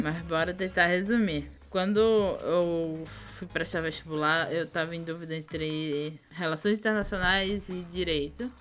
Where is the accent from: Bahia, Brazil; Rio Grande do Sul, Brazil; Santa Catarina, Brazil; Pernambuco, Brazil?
Pernambuco, Brazil; Vitória de Santo Antão; accent: nordestino; moved away as an adult; also born or lived in Paraíba; now in São Paulo, Brazil; lá em Pernambuco, na minha cidade, Vitória do Tututão, a gente ficava num, num sítio grande